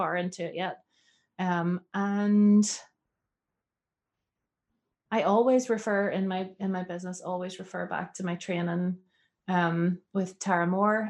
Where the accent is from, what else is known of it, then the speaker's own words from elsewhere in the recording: Northern Ireland, United Kingdom; I'm from Northern Ireland.